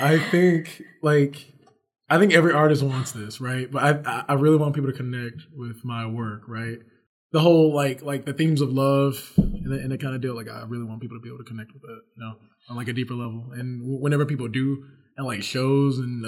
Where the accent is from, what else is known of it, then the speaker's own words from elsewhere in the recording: Houston, Texas, United States; I am from Houston, born and raised